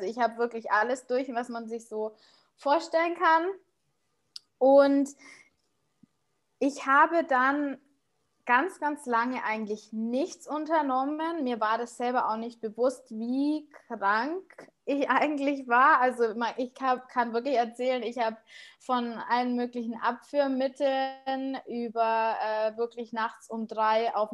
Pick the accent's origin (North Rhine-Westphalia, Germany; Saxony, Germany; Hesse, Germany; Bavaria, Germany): Bavaria, Germany; Munich; ich bin 32 jetzt und ich komme aus München, bin ähm, verheiratet